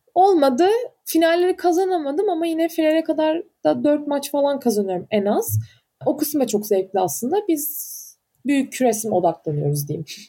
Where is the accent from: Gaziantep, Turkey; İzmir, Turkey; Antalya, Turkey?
Antalya, Turkey; moved away; ben Antalyalıyım.